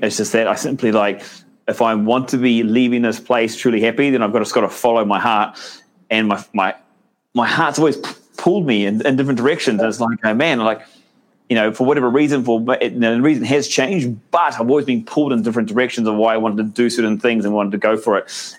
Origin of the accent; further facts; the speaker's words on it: New Zealand; I'm a Kiwi